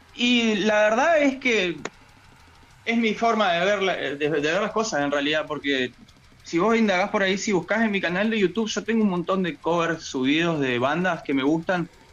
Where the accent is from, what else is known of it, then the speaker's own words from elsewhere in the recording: Villa Regina, Río Negro, Argentina; Yo soy de Villa Regina, Río Negro, acá estamos representando al Valle